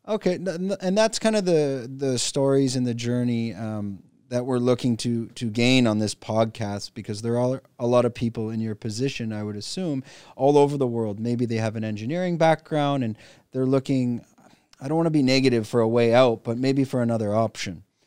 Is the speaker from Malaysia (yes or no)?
no; Canada; moved away as an adult; now in Phuket, Thailand; I'm a Canadian expat living in Phuket, Thailand